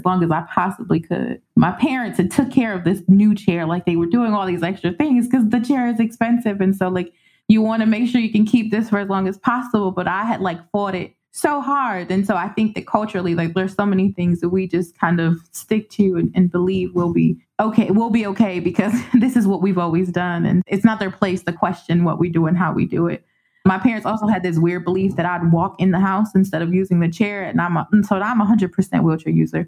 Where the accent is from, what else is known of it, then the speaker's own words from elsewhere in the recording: United States; also born or lived in Puerto Rico; although we were born on the island, we grew up here. So we're technically first generation.